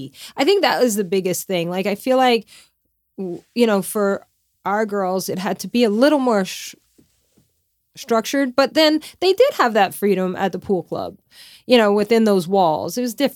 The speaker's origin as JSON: {"language": "English", "region": "Louisiana", "country": "United States", "tie": "born or raised there", "said": "But so I grew up like in Louisiana, like everybody has fishing boats."}